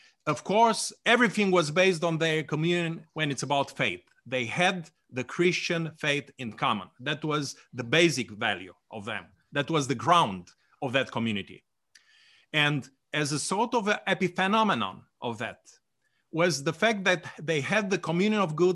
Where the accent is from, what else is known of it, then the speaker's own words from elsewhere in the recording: Romania; I was born in Romania